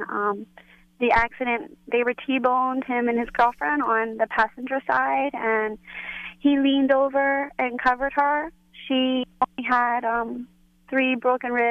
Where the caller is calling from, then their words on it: New Jersey, United States; we're calling from New Jersey.